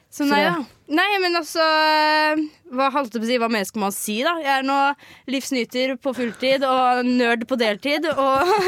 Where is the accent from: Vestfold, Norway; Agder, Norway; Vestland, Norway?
Agder, Norway; Ja, vi kan jo slå inn det at jeg er fra Sørlandet, men har ikke det eneste vokabulæret i meg som har med Sørlandet å gjøre.